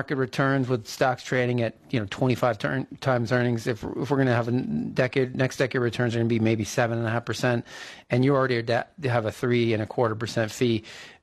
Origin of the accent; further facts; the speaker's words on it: East Coast, United States; moved away; I'm from the East Coast